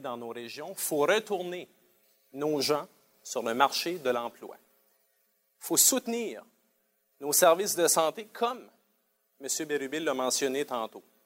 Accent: Sainte-Anne-de-Madawaska, New Brunswick, Canada; Je suis originaire de Sainte-Anne de Madawaska

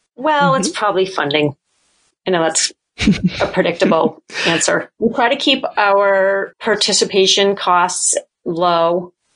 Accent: New Hampshire, United States; moved away as an adult; also born or lived in Boston; now in Maine, United States; I grew up in New Hampshire

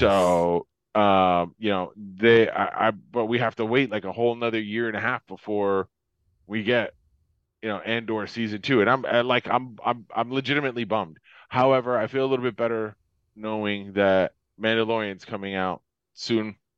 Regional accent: Florida, United States; moved away; I grew up in Florida, like, I grew up at, you know, like, I've lived here my whole life.

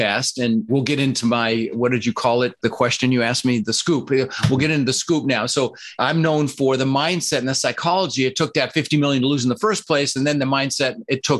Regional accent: Denver, Colorado, United States; English is a second language; also born or lived in Netherlands; I immigrated to this country from the Netherlands, you know, wooden shoes, windmills, Holland. I was 6 years old with my brother Albert, my mother's Vantje, and we ended up in Denver, Colorado

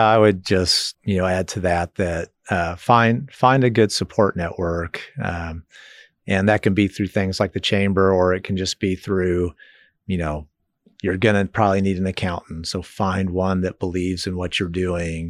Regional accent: Lenexa, Kansas, United States; moved away as an adult; now in Manhattan, United States; Lenexa, Overland Park area is where I grew up

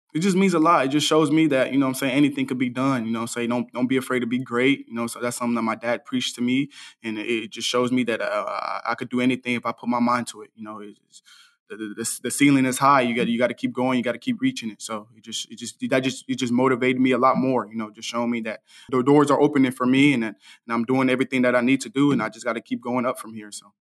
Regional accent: Dallas, Texas, United States; I'm from Dallas, and I grew up, I grew up twenty-five minutes away from the S M U Stadium.

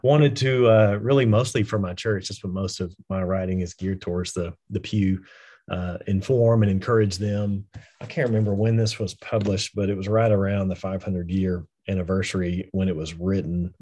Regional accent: West Texas, United States; I actually am from West Texas, so this is, this is home

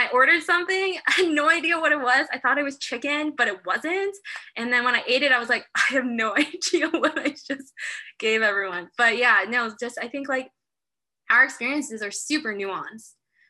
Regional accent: United States; also born or lived in South Korea; I grew up in, for most of my life in America. However, I've always found Korean communities. And from that, I've always been really proud to be Korean.

